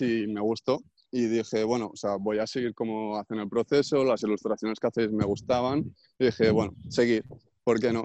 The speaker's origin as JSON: {"language": "Spanish", "town": "Puigcerdà", "region": "Catalonia", "country": "Spain", "tie": "born or raised there", "said": "en mi pueblo, que soy de Pucherda no hay bachillerato artístico"}